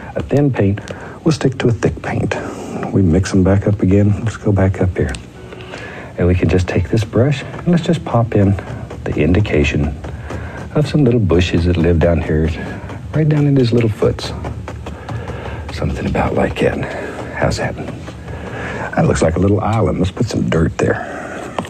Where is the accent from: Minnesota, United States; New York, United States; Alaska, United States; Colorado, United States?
Alaska, United States; the mountains that I grew up with in Alaska